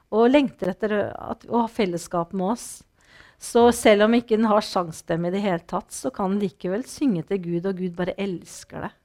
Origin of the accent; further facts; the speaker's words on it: Norway; jeg vokste jo opp ved Vatnar